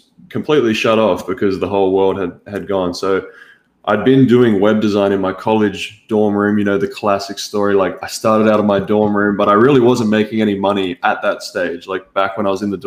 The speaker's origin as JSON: {"language": "English", "country": "Australia", "also_born_or_lived": "United States", "accent": "Australian", "said": "if you can't tell already by my accent, I'm obviously from Australia."}